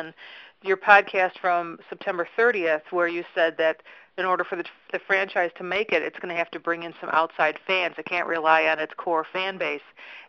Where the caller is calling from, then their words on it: Chicago, Illinois, United States; I'm calling from Chicago, and I just wanted to say that I'm a brand new watcher to Stargate.